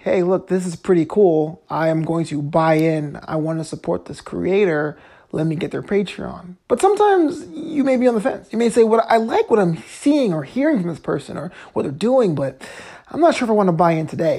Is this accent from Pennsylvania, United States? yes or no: no; New York, United States; now in Los Angeles, United States; I'm from New York